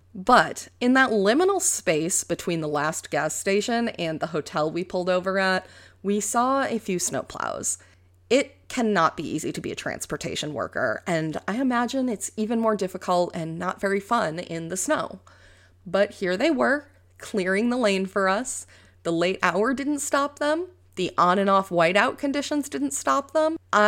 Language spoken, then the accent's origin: English; New York, United States; moved away as an adult; also born or lived in Colorado; I'm from New York. No, not the city, although I did live there for a couple of years, and I have been living in Colorado for the last 4 years.